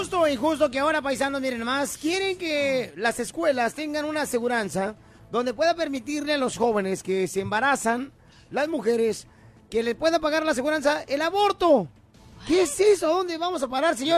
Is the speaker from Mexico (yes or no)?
yes; Ocotlán, Jalisco, Mexico; moved away; yo en Ocotlán, Jalisco, cuando nací en Ocotlán, Jalisco en diciembre